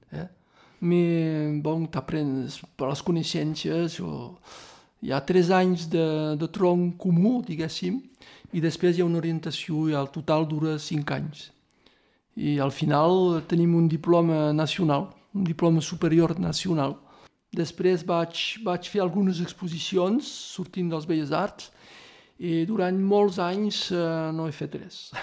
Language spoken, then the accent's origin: Catalan; Torreilles, Occitania, France; Jo som de Torinyà